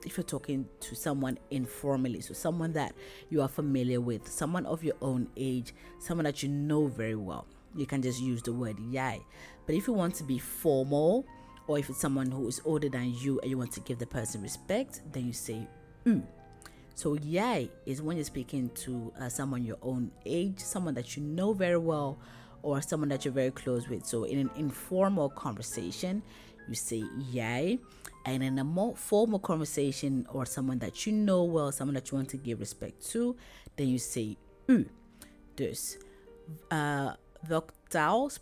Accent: Ghana; ik kom uit Ghana. I come from Ghana.

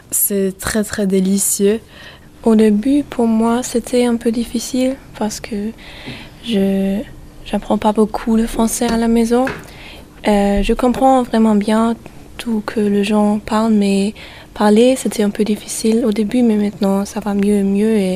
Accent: Austria

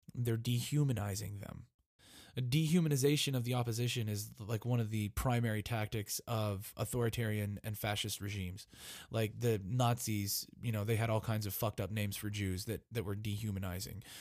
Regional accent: United States; As an American citizen

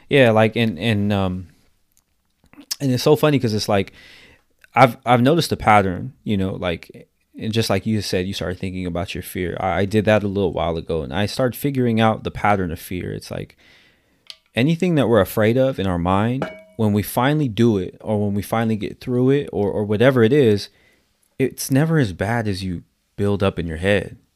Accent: San Diego, California, United States; I'm from San Diego, California

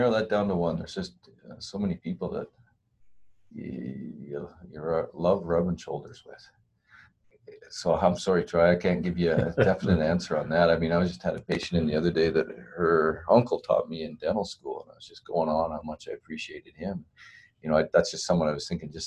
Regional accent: Southern Alberta, Canada; also born or lived in Edmonton; I grew up here in Southern Alberta

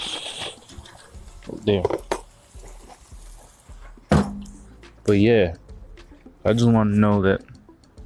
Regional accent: Miami, Florida, United States; I'm from Miami

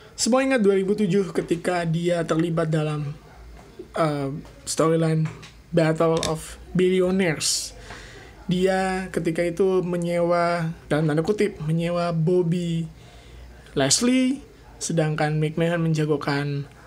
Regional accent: Indonesia; gue dari Cibubur

